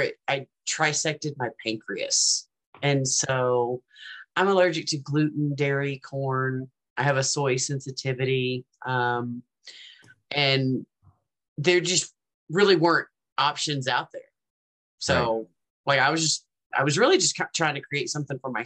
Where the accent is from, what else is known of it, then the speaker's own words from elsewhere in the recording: the South, United States; I grew up in the South